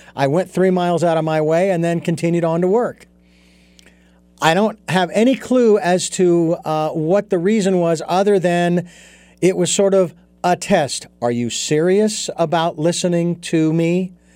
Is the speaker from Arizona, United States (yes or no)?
yes; Phoenix, Arizona, United States; moved away as an adult; now in Santa Barbara, United States; I was born and raised in Phoenix, Arizona.